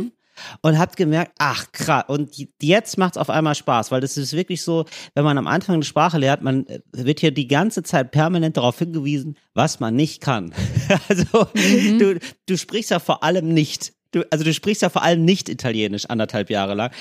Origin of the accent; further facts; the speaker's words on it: Germany; accent: German; mit meinem deutschen Akzent